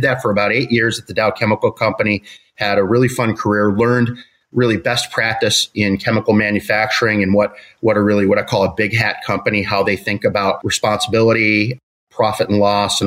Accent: Chicago, Illinois, United States; I grew up in Chicago, went to school in Chicago

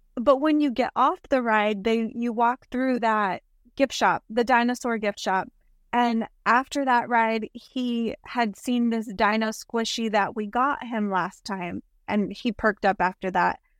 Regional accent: South Texas, United States; We're from South Texas

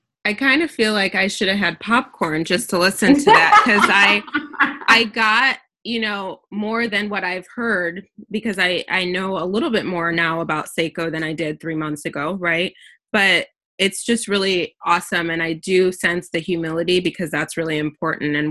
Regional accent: United States; I was born and raised in the US

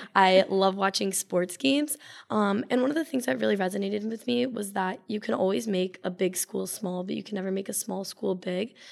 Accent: Simsbury, Connecticut, United States; I'm from Simsbury, Connecticut

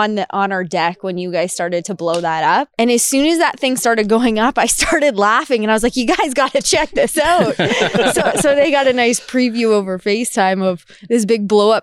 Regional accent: Goderich, Ontario, Canada; now in Red Deer, Canada; I am from Goderich, Ontario. So a small town in southwestern Ontario on Lake Huron.

